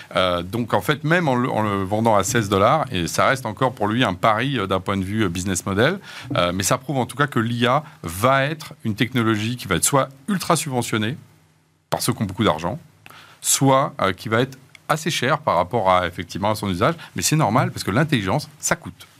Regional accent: France; en tant que Français

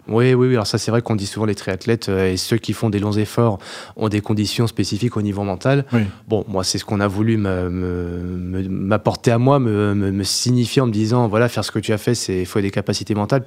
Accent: Beauvais, Hauts-de-France, France; je suis de Beauvais

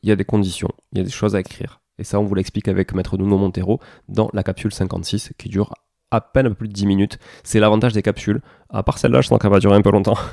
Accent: southern France, France; accent: du sud; mon accent du sud

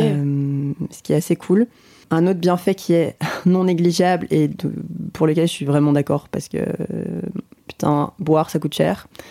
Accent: Belgium; en tant que Belge

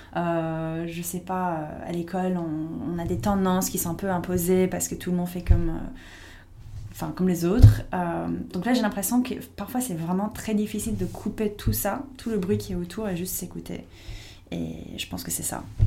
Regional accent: United States; French is a second language; moved away as an adult; now in France; j'étais américaine

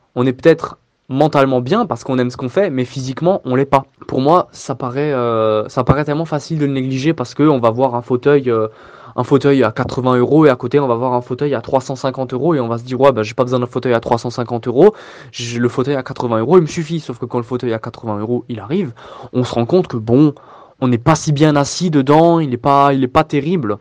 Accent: Strasbourg, Grand Est, France; j'ai 25 ans et je viens de Strasbourg

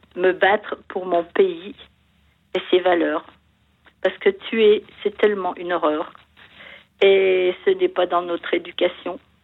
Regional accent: France; j'aime mon pays parce que j'ai la chance d'y être née

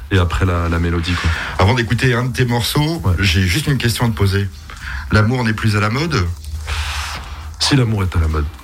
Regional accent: Strasbourg, Grand Est, France; moi, je suis, je suis de Strasbourg.

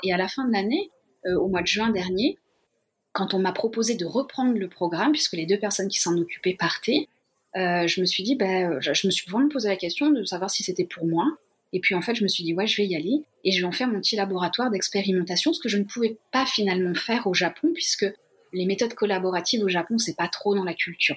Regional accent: Limousin, Nouvelle-Aquitaine, France; moved away as an adult; also born or lived in Lyon; now in Japan; je suis originaire du Limousin

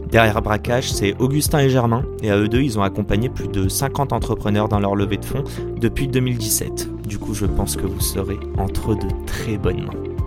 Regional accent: Morocco; je suis marocain

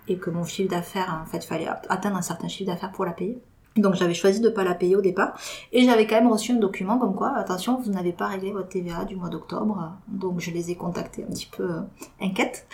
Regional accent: Toulouse, Occitania, France; je suis toulousaine pure souche

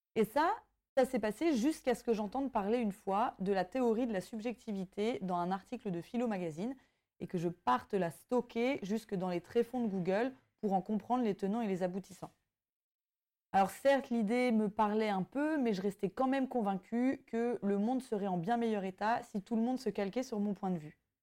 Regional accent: Brittany, France; ayant grandi en France et particulièrement en Bretagne

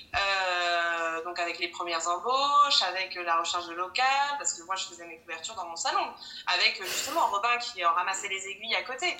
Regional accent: Crépy-en-Valois, Hauts-de-France, France; on est, de Crépy-en-Valois dans l'Oise

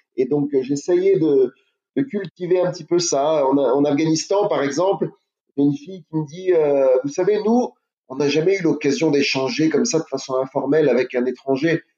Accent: France; je suis français

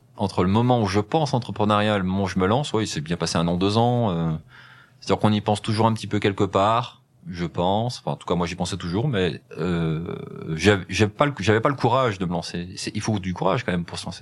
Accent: Rive-de-Gier, Auvergne-Rhône-Alpes, France; also born or lived in Saint-Chamond / Le Puy-en-Velay; je suis né dans la Loire, euh, dans une ville qui s'appelle Rive de Gier, euh, dans la vallée du Gier, où j'ai grandi dans, dans, dans, dans ce coin-là

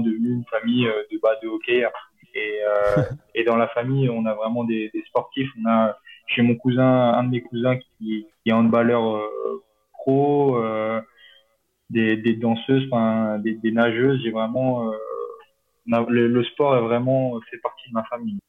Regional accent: Chamonix, Auvergne-Rhône-Alpes, France; moved away; je suis originaire de Chamonix-Mont-Blanc

